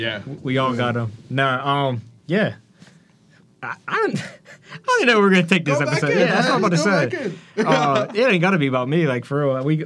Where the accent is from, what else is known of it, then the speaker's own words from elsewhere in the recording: just south of Wheeling, West Virginia, United States; moved away as an adult; now in Pittsburgh, United States; I grew up just a little bit south of Wheeling.